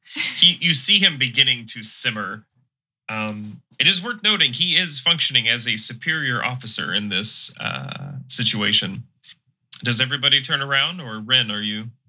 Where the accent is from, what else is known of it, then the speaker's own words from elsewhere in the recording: the South, United States; accent: southern; I'm restraining my southern accent